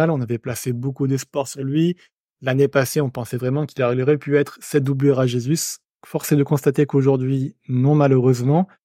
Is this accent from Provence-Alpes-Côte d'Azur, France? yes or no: no; Grenoble, Auvergne-Rhône-Alpes, France; Je sais que tu es Lavallois, je suis Grenoblois